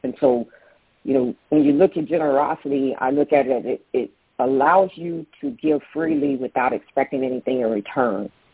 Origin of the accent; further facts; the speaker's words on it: Daytona Beach, Florida, United States; now in Tampa, United States; I grew up in Daytona Beach